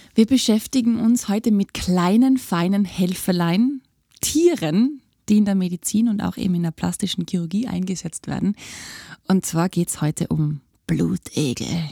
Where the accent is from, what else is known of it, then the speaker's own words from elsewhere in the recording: Tyrol, Austria; bei uns in Tirol